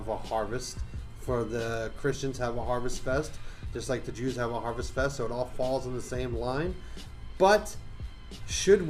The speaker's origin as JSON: {"language": "English", "town": "Boston", "region": "Massachusetts", "country": "United States", "said": "I am from Boston, Massachusetts, which is just 20 minutes away from Salem, Massachusetts"}